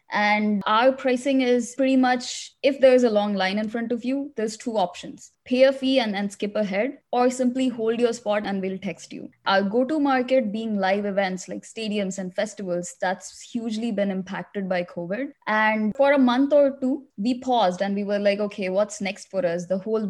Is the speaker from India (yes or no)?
yes; India; also born or lived in Middle East; now in United States; I came to US 10 years ago. Before that, I grew up in the Middle East and I'm originally from India.